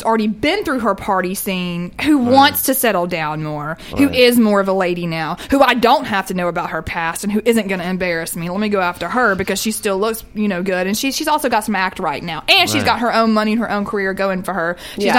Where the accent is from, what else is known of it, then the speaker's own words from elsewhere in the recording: the South, United States; I'm a Southerner